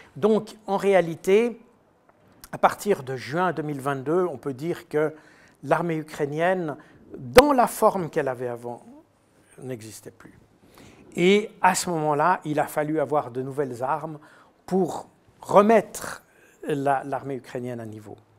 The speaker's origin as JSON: {"language": "French", "country": "Switzerland", "said": "je suis suisse"}